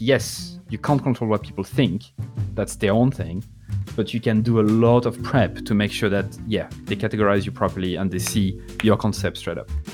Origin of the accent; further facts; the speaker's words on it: France; accent: French; I'm not trying to hide my French accent